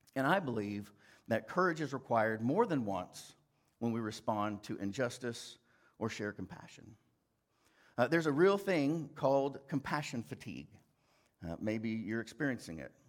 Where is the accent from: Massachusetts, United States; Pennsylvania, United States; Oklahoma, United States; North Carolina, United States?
Oklahoma, United States; Fairview; moved away as an adult; also born or lived in New York City; I was from Fairview, Oklahoma